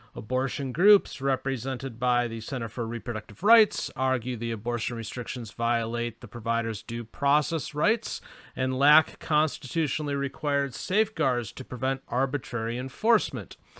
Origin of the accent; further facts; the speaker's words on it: Arizona, United States; my home state of Arizona